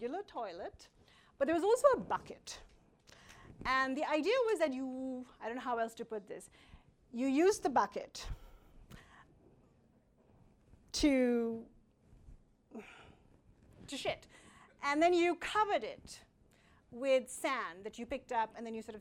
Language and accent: English; India; I come from India